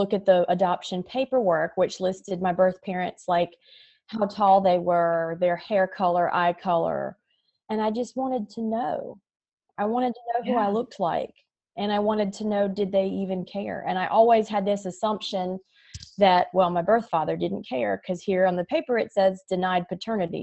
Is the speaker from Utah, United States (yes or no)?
no; North Carolina, United States; I was born and raised in North Carolina